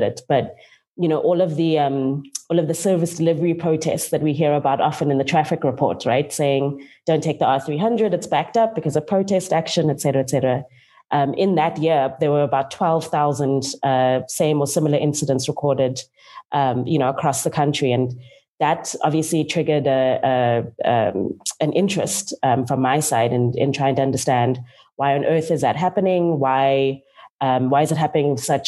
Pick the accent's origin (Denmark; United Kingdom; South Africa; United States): South Africa; Cape Town, Western Cape; also born or lived in George; I'm from Cape Town and grew up between George and Cape Town in the Western Cape.